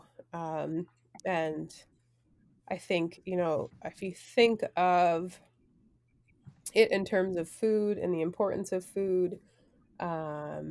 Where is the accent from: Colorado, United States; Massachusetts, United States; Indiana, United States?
Massachusetts, United States; Provincetown; I grew up in Provincetown in Cape Cod